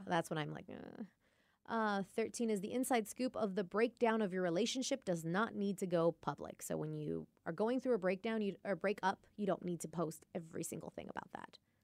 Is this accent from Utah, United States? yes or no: no; Lake Stevens, Washington, United States; I'm from Lake Stevens